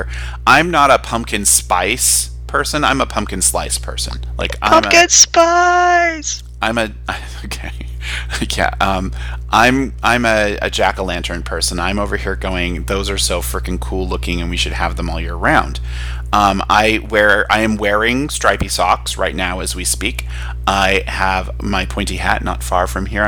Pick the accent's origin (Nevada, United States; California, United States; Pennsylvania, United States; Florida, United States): Nevada, United States; I'm from Nevada, and our like holiday, Nevada Day, is on Halloween. And I went to school at a school where our colors were black and orange